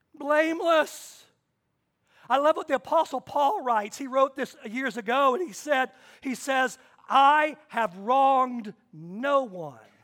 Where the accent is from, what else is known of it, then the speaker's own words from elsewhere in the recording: Kansas, United States; I was born in Kansas.